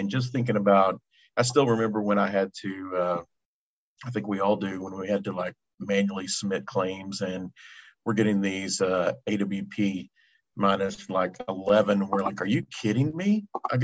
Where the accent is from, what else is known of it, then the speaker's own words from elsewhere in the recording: Texas, United States; I'm from Texas. I'm working in Michigan this week. Yeah, I am. I live in San Antonio